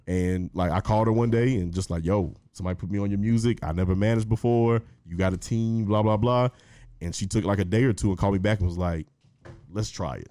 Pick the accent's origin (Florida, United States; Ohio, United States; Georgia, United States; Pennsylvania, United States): Georgia, United States; Henry County, Metro Atlanta; also born or lived in East Point, Georgia; I went to school in Henry County, Henry County High School specifically